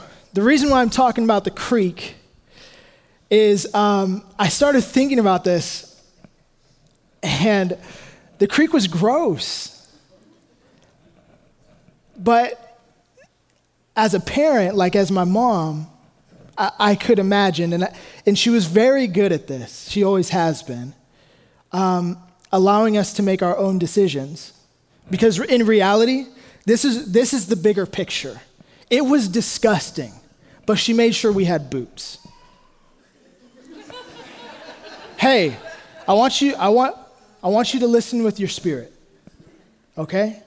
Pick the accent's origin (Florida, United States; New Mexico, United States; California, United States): California, United States; Hayward; I grew up in Hayward, not Redding, not Sacramento